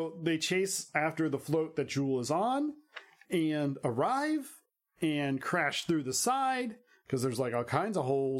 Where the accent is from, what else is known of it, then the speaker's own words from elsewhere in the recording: Minnesota, United States; It's like, I don't shake my tushy. I'm from Minnesota.